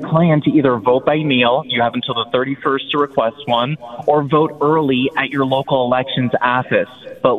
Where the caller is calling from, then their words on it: Slippery Rock, Pennsylvania, United States; Live from Slippery Rock, Pennsylvania.